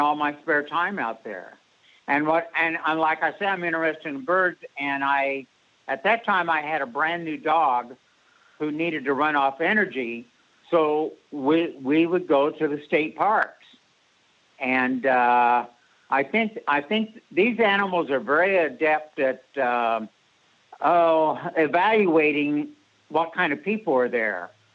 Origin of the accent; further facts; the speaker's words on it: Pacific Northwest, United States; also born or lived in Springfield, Oregon; now in Illinois, United States; I was born and raised in the Pacific Northwest